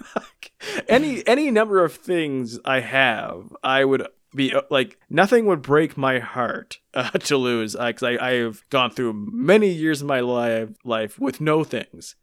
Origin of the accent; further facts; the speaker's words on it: Canada; being Canadian